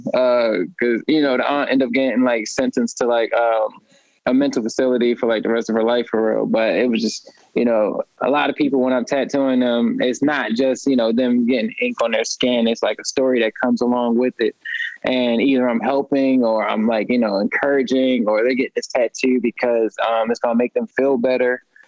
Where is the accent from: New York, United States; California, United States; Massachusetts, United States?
New York, United States; upstate; now in Baltimore, United States; I'm originally from upstate New York. Um, I've been here in Maryland and Baltimore since '97